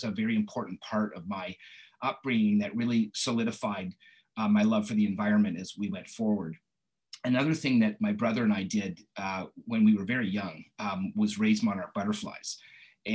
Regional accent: Maple, Ontario, Canada; now in Richmond Hill, Canada; I grew up in Maple, so it's not too far away, and I went to Langstaff High School

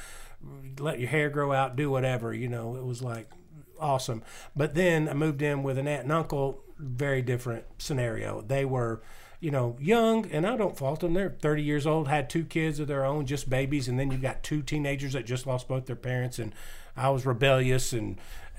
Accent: Nashville, Tennessee, United States; I was born in Nashville

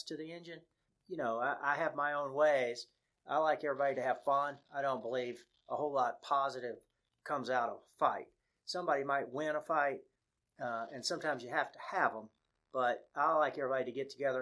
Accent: Pensacola, Florida, United States; we grew up on Whaley Avenue. Harry was across the street from me

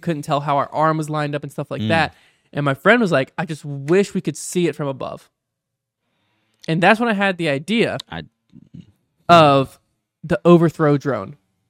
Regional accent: Michigan, United States; Hi, guys. … I'm from Michigan.

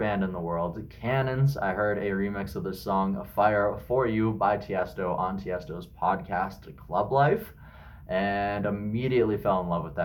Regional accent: Regina, Saskatchewan, Canada; now in Kamloops, Canada; my hometowns, which are Regina, where I'm originally from, and Kamloops, where I currently live

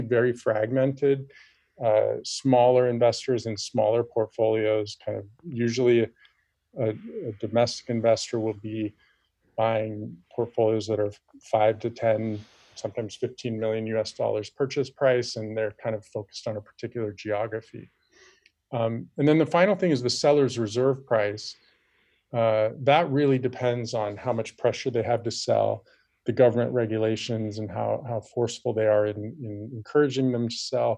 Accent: United States; now in China; I was born in America, but I'm speaking English to you right now, but I never speak English on a day-to-day basis, and everything we do is in Chinese.

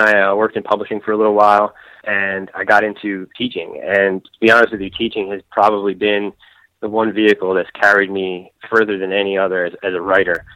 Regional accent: Philadelphia, Pennsylvania, United States; moved away as an adult; also born or lived in South Jersey; I did grow up in the Philadelphia area. I was born in Philadelphia.

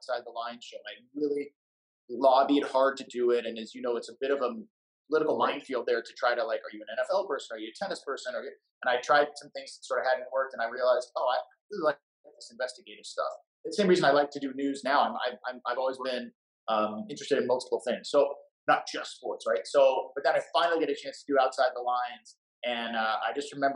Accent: Seattle, Washington, United States; moved away as an adult; also born or lived in Battle Creek, Michigan / Houston; I'm from Seattle and I grew up watching him on one of the local stations

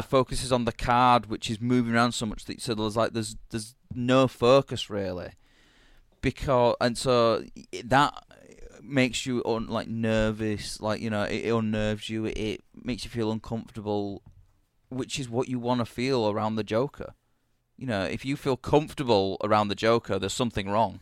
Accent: United Kingdom; being a British asshole

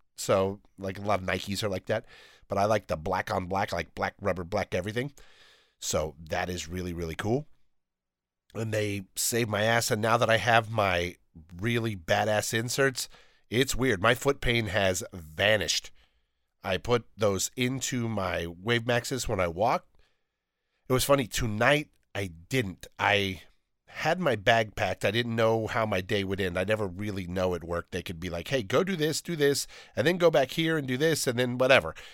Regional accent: Downey, California, United States; I'm from Downey

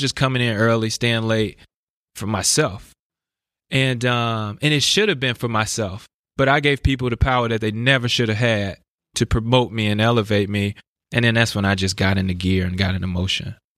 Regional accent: Chicago, Illinois, United States; I grew up in West Inglewood, which is also an at-risk neighborhood

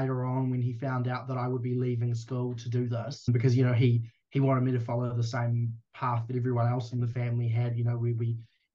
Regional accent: Whanganui, Manawatū-Whanganui, New Zealand; just outside of my hometown, Whanganui

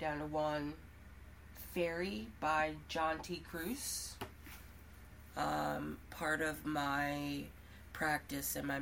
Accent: Baltimore, Maryland, United States; I'm from Baltimore, Maryland.

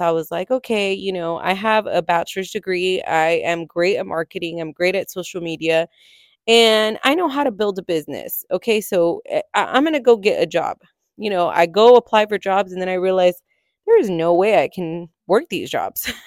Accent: California, United States; moved away as an adult; I am originally from California, lived there my entire life, set my roots there

